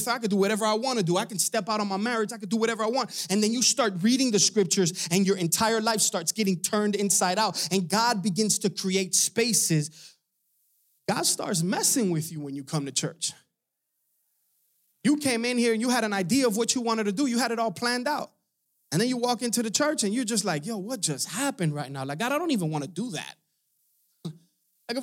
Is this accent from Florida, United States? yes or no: yes; Hialeah, Florida, United States; I'm from Hialeah. We don't have no farming.